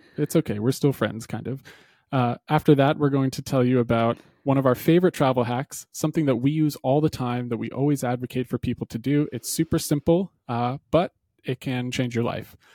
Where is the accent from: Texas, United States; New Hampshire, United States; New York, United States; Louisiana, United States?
New Hampshire, United States; where I grew up in New Hampshire